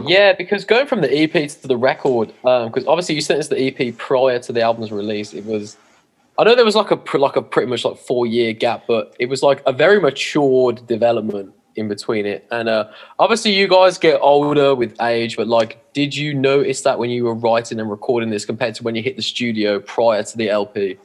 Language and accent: English; England, United Kingdom; we're English